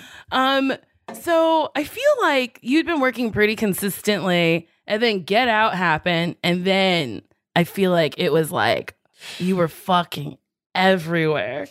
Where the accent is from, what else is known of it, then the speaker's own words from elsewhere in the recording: Chicago, Illinois, United States; I'd only really spent time on the South Side.